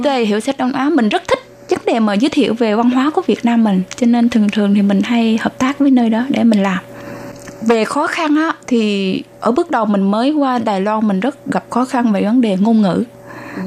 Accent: Long Xuyên, An Giang, Vietnam; moved away as an adult; now in Zhongli, Taoyuan, Taiwan; mình đến từ thành phố Long Xuyên, tỉnh An Giang

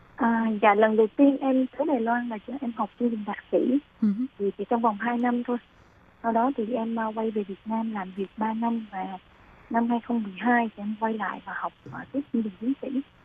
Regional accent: Da Nang, Vietnam; moved away as an adult; now in Hsinchu, Taiwan; Em là người miền Trung đến từ Đà Nẵng

